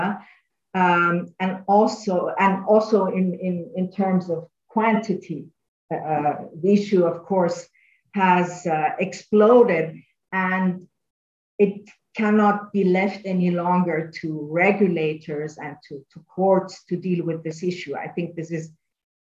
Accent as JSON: {"language": "English", "country": "Austria", "said": "I'm from Austria"}